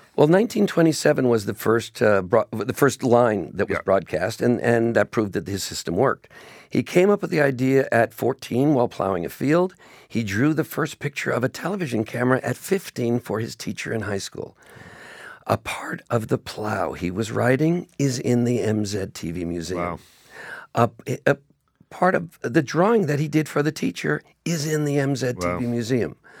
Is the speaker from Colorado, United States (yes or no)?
no; Beverly Hills, California, United States; now in Toronto, Canada; I grew up in Beverly Hills, and quite literally, movie stars lived on every block.